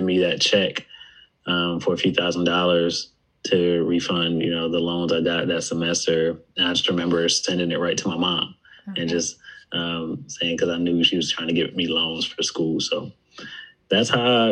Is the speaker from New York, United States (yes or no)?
yes; Buffalo, New York, United States; moved away as an adult; also born or lived in West Virginia; I'm from Buffalo, New York, but I went to school at West Virginia University